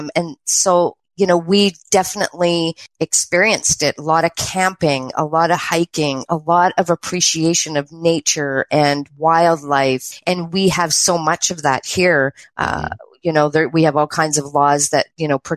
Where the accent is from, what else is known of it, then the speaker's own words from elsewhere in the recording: British Columbia, Canada; also born or lived in Ontario; I was born in Ontario and I was 3 when we moved to the west coast of Canada